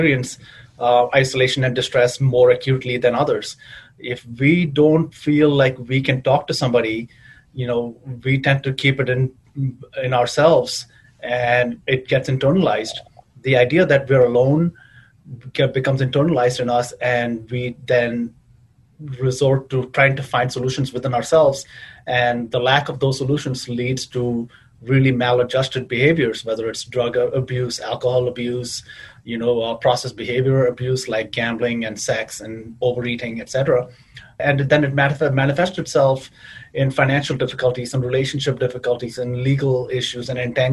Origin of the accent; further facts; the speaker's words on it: Chicago, Illinois, United States; moved away as an adult; now in New England, United States; the queer community that I grew up with in Chicago